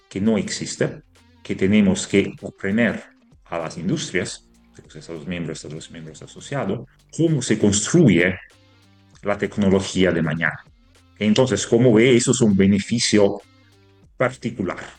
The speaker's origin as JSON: {"language": "Spanish", "country": "Italy", "second_language": "Spanish", "moved": "yes", "said": "somos italianos"}